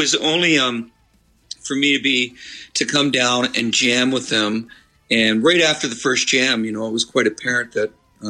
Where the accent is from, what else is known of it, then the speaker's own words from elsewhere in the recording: Midland, Ontario, Canada; I grew up in Midland